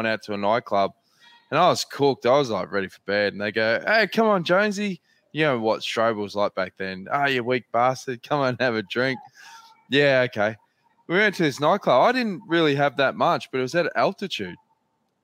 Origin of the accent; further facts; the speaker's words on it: Australia; we're Australian.